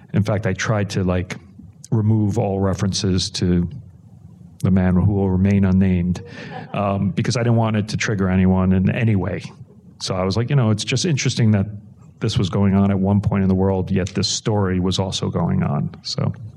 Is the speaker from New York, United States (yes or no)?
yes; New York City, New York, United States; I grew up in New York City and my parents in South Brooklyn